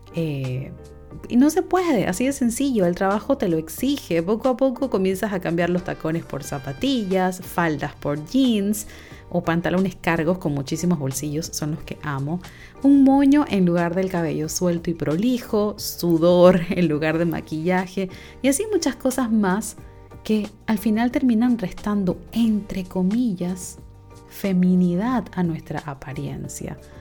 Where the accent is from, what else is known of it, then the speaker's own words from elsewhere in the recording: Panama; yo soy de Panamá